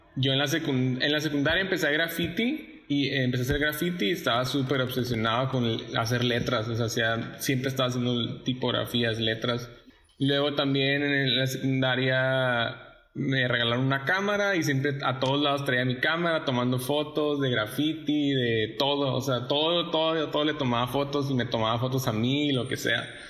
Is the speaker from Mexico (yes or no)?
yes; Sonora, Mexico; also born or lived in El Paso, Texas / Ciudad Juárez; now in Monterrey, Mexico; crecí en Sonora, nací en El Paso, Texas, eh, y los últimos cinco años viví entre Ciudad Juárez y El Paso